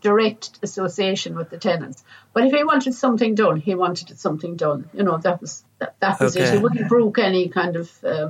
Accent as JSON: {"language": "English", "country": "Ireland", "said": "I'm Irish myself"}